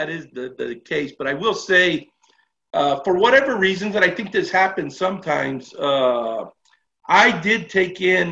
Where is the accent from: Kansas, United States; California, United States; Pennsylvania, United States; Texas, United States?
California, United States; Los Angeles; I was born and raised in Los Angeles